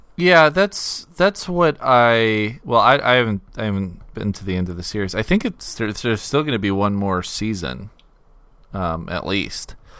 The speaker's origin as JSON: {"language": "English", "country": "United States", "said": "as an American audience"}